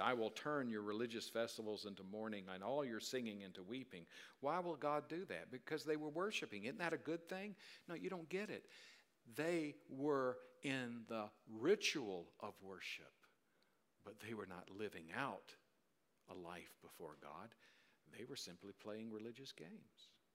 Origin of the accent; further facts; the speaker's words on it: South Carolina, United States; the way I grew up in South Carolina